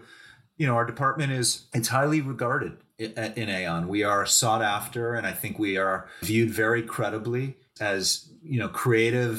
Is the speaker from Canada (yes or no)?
yes; Canada; moved away as an adult; also born or lived in New York; as a Canadian guy going to New York for this big job